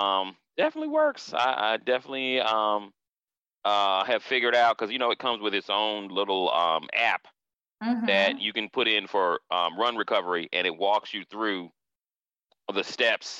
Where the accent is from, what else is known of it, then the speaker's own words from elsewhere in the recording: Florida, United States; I'm being from Florida. Track and field was huge. Track and field in Florida was almost as big as football